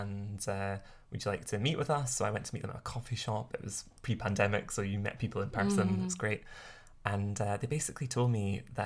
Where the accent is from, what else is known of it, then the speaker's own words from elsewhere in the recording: Scotland, United Kingdom; growing up in Scotland